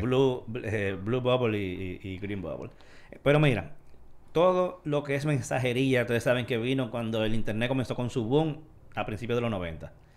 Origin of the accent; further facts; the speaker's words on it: Dominican Republic; como dominicanos